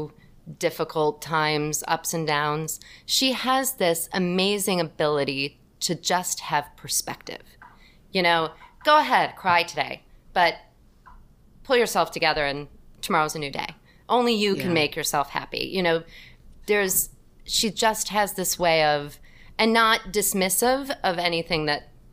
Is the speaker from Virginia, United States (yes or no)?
no; North Ridgeville, Ohio, United States; the town that I grew up in outside of Cleveland, Ohio, was North Ridgeville